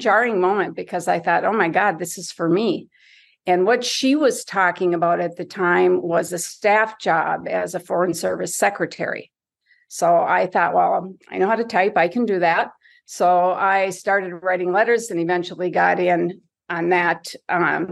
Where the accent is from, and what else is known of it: Marquette, Michigan, United States; born or raised there; moved away